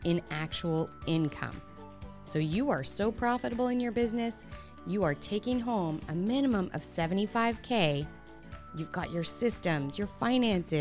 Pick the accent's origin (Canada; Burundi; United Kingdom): Canada; as the Canadian